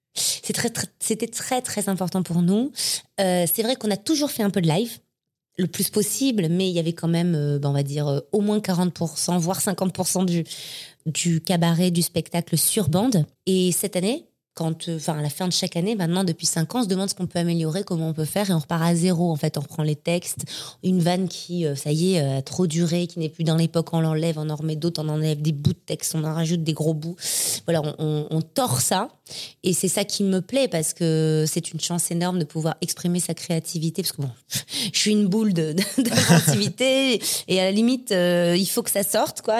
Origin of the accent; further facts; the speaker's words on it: Marseille, Provence-Alpes-Côte d'Azur, France; moved away as an adult; now in Paris, France; Je suis née à Marseille. Euh, et J'ai grandi à Marseille. Je suis arrivée à Paris à 19 ans.